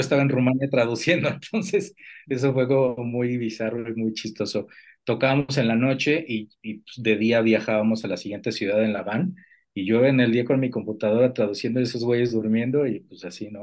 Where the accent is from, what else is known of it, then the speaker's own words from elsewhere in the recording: Mexico City, Mexico; somos originarios de la Ciudad de México